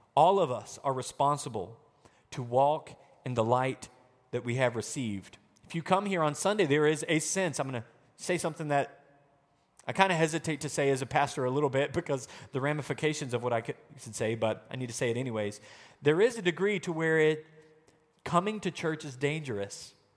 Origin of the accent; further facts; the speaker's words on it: Arkansas, United States; moved away; also born or lived in Wisconsin; I'm the idiot from Arkansas